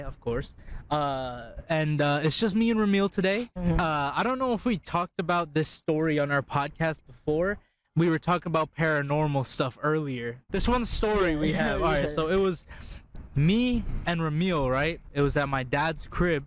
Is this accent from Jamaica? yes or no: yes; Jamaica; I'm Jamaican